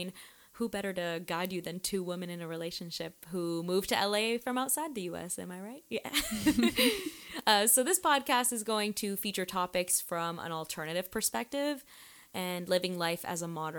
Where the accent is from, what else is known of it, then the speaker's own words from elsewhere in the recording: Toronto, Ontario, Canada; now in Los Angeles, United States; I'm originally from Toronto, Canada, and I live in LA now with my beautiful girlfriend